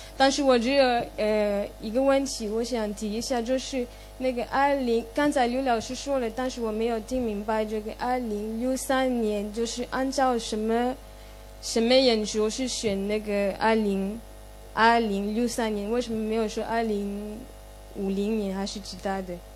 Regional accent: Cameroon; Chinese is a second language; moved away as an adult; now in Shanghai, China; 我是来自喀麦隆。喀麦隆就是非洲中部的一些，一个国，美丽的国家

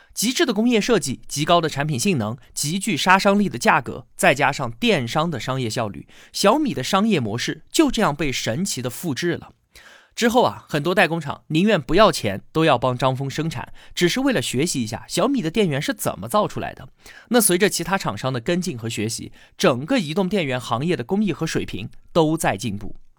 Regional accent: China; 我们中国人的读写习惯

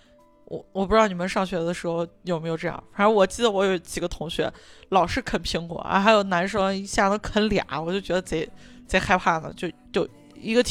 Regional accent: Shaanxi, China; 我作为陕西人，

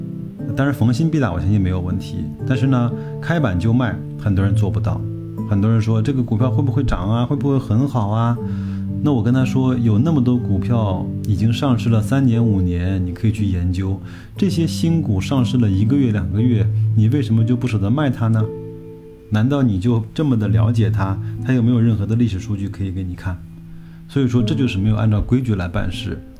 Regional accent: China; 但是我们中国人呢，经常会去选择跟这个交警。

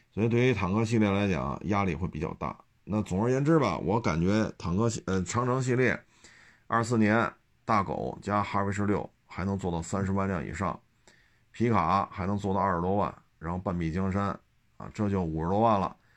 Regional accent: China; 我们中国人

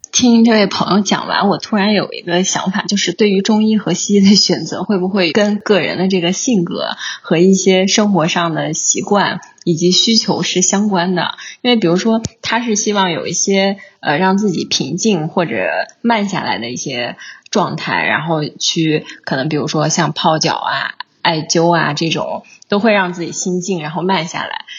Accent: Anhui, China; 我是安徽嘛，我们正好属于那一片没有暖气的地带

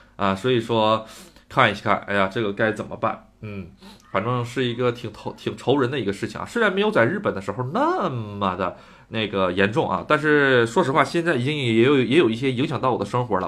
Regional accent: Northeast China, China; accent: Northeastern (Dongbei); moved away as an adult; also born or lived in Shandong; now in Gotemba, Japan; 我出生的地方吧，就是我的那个东北 哎，果然，可能是跟这个初升地有关吧，然后也就照旧了我普通话中加加大大部分东北的口音

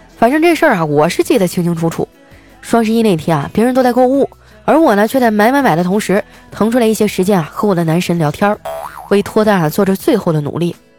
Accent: Qitaihe, Heilongjiang, China; born or raised there; now in Shanghai, China

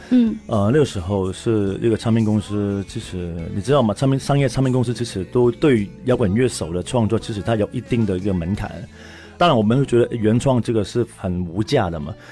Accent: Hong Kong; accent: Hong Kong accent; 因为我，我可能讲话有香港腔嘛

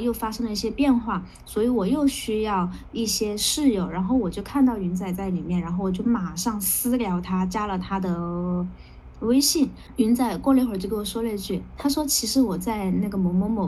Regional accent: Guangdong, China; 真的要反省一下，身为一个广东人，居然没竟然没怎么穿过吊带。

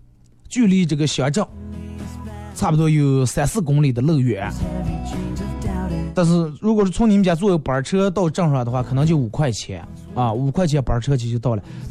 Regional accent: China; 但是你发现我们中国人其实现在富裕了，也有钱了，但是幸福指数好像上升的不是那么太厉害。

